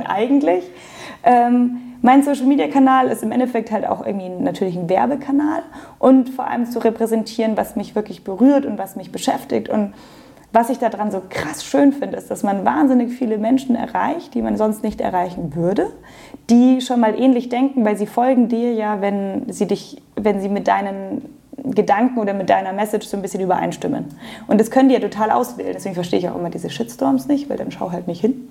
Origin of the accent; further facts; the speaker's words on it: Munich, Bavaria, Germany; Also ich bin Münchnerin, meine Eltern sind in München geboren, sogar die Großeltern. Also ich bin Aha, so durch und durch Münchner Kindel